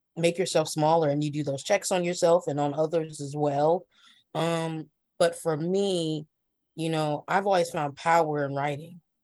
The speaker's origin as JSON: {"language": "English", "region": "Ohio", "country": "United States", "said": "I'm from the Midwest. I'm from Ohio"}